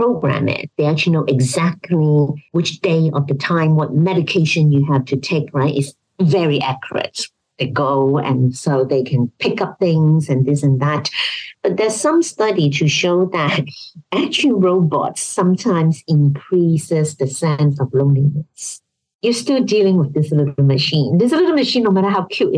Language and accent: English; Hong Kong; I come from Hong Kong